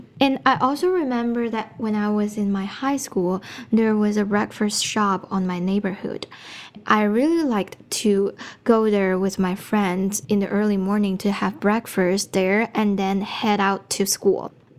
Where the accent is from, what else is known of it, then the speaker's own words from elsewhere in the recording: Guangzhou, Guangdong, China; English is a second language; moved away as an adult; now in Ottawa, Canada; I come from China, and my hometown city is Guangzhou, where a big city in the southern part of China. And I'm now studying communication and media studies in the Carleton University. I have already left my home for about 4 years now.